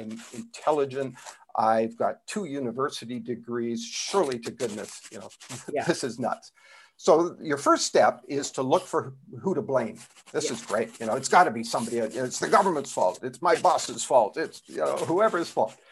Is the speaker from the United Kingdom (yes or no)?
no; Canada; now in South Florida, United States; I'm originally from Canada. It still shows up in my accent a little bit